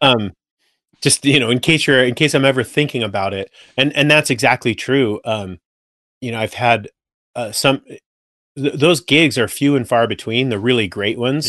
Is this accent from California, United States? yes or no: yes; Simi Valley, California, United States; moved away as an adult; also born or lived in San Francisco Bay Area, California; now in Boise, United States; I grew up in Simi Valley